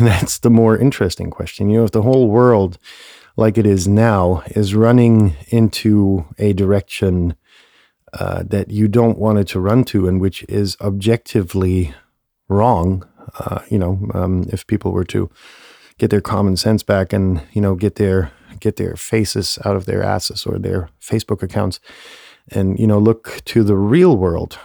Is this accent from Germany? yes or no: yes; Germany; moved away; close to my hometown